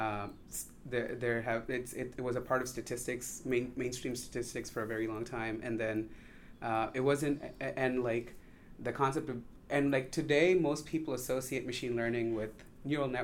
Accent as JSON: {"language": "English", "town": "Chennai", "region": "Tamil Nadu", "country": "India", "tie": "born or raised there", "moved": "as an adult", "lives_now": "United States", "said": "So I grew up in India. I was born in like a smaller town, but I grew up in Chennai"}